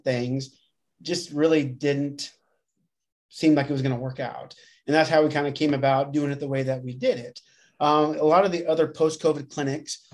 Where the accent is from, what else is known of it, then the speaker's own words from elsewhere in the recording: Grand Island, Nebraska, United States; moved away as an adult; also born or lived in Lincoln, Nebraska; now in Omaha, United States; I'm from Grand Island initially. So I grew up in Grand Island and then undergrad at Nebraska Wesleyan and then up to Omaha